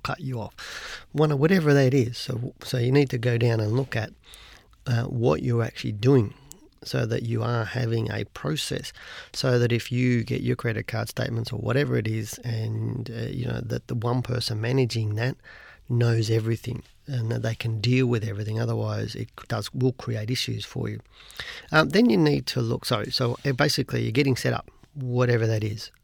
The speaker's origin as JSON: {"language": "English", "country": "Australia", "said": "as an Australian"}